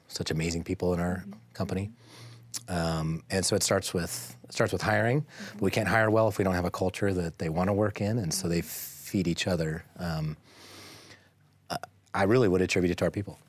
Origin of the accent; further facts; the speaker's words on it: Boise, Idaho, United States; I grew up in Boise, um, went to Boise High School, go Braves